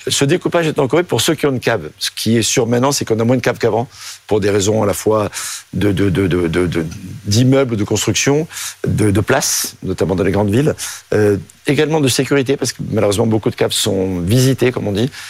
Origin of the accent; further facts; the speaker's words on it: Provence-Alpes-Côte d'Azur, France; also born or lived in Marseille / Rhône / Alps; je suis né à Marseille, j'ai grandi en Provence et dans le Rhône et dans les Alpes.